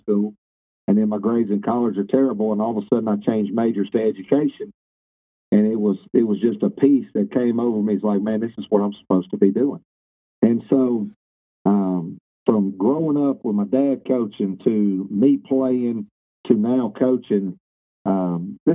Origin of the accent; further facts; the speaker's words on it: Jena, Louisiana, United States; also born or lived in Monroe, Louisiana; I grew up in Central Louisiana